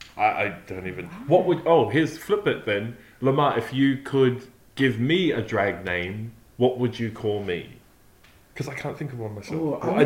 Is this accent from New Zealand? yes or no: yes; New Zealand; I grew up in New Zealand